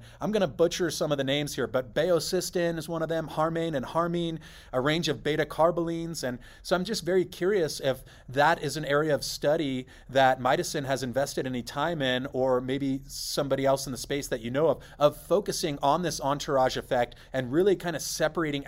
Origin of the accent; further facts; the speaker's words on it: California, United States; moved away; also born or lived in Saudi Arabia; I grew up in California